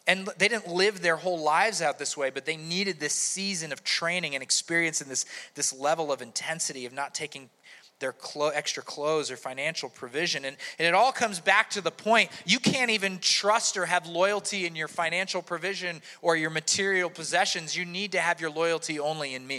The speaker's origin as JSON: {"language": "English", "country": "United States", "said": "my rights as an American"}